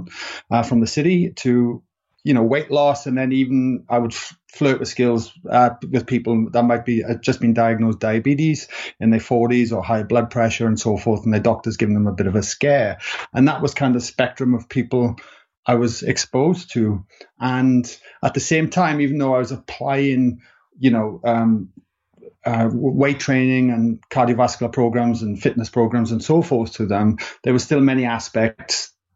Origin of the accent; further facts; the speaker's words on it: Wales, United Kingdom; accent: Welsh; moved away as an adult; now in Sydney, Australia; I'm a Welshman, if people are wondering what my accent is